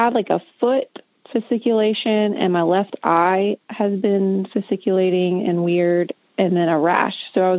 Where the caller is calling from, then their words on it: Augusta, Georgia, United States; I am calling from Augusta, Georgia.